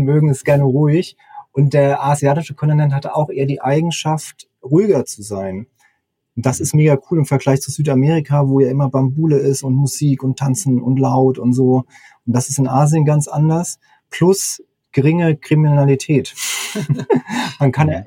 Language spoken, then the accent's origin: German; Mannheim, Baden-Württemberg, Germany; moved away; also born or lived in Hamburg; Ich komme ja eigentlich aus der Mannheimer Gegend